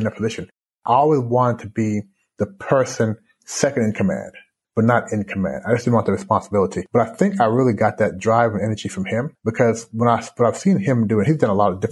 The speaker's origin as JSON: {"language": "English", "town": "Louisville", "region": "Kentucky", "country": "United States", "tie": "born or raised there", "also_born_or_lived": "Canada", "moved": "as an adult", "lives_now": "Shanghai, China"}